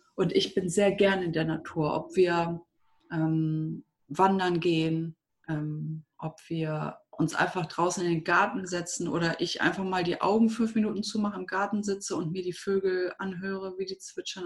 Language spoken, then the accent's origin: German; Düsseldorf, North Rhine-Westphalia, Germany; now in Minden, Germany; Ich bin in Düsseldorf aufgewachsen und bin mit 19 nach dem Abi zu meinem Freund damals, damaligen Freund, nach Minden gezogen.